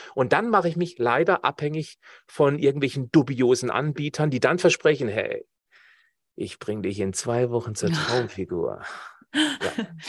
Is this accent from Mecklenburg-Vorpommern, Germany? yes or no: no; Black Forest, Baden-Württemberg, Germany; ich komme ja aus dem Schwarzwald